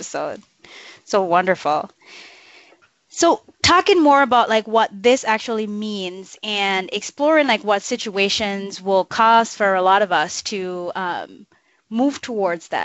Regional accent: Jamaica; now in United States; I grew up in Jamaica, rural Jamaica, in a multi-generational household

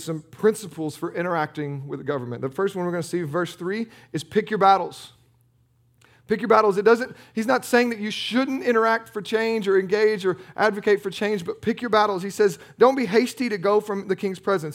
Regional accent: United States; we're American, we're Protestant Americans.

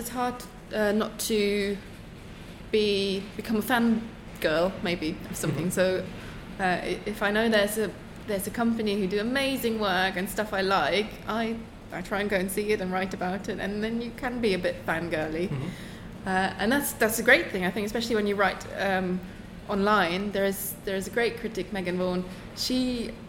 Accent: eastern Germany, Germany; English is a second language; moved away as an adult; also born or lived in Düsseldorf, Germany; now in United Kingdom; I grew up in Eastern Germany originally

